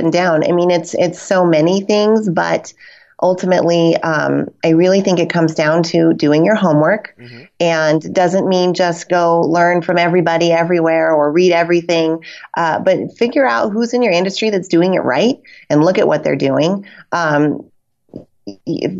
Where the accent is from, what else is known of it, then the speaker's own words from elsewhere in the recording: Reno, Nevada, United States; Reno, Nevada, which is my hometown